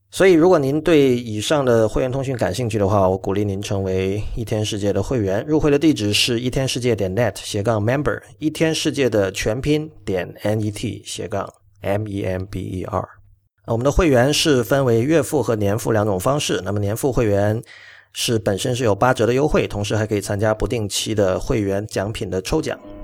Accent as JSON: {"language": "Chinese", "country": "China", "tie": "born or raised there", "said": "我自己本身因为在这个粤语地区长大，所以我对粤语，我， 我是会说和会听粤语，而且我对粤语也比较有感情"}